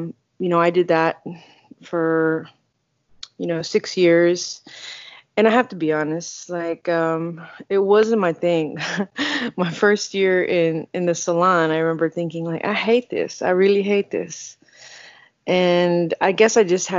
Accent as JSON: {"language": "English", "town": "Houston", "region": "Texas", "country": "United States", "also_born_or_lived": "California", "moved": "as an adult", "said": "I'm from Houston, and I am a barber"}